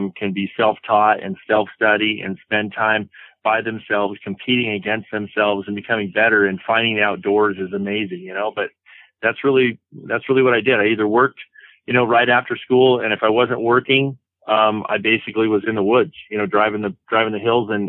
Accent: Tillamook, Oregon, United States; I grew up in a little town called Tillamook, Oregon

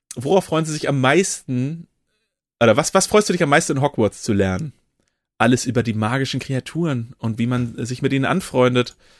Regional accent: Oldenburg, Lower Saxony, Germany; als Oldenburger

